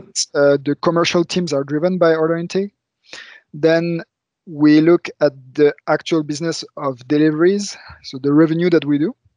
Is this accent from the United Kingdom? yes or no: no; France; moved away as an adult; also born or lived in Luxembourg; now in Germany; I was raised in France